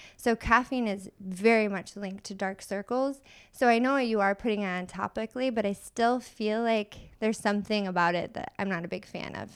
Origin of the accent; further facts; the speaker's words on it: Michigan, United States; now in San Diego, United States; I'm originally from Michigan